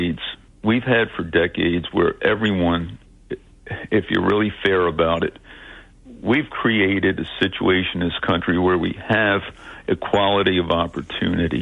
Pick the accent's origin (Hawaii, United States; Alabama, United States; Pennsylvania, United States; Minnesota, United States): Pennsylvania, United States; Philadelphia; English is a second language; That's where I grew up. My first language was not English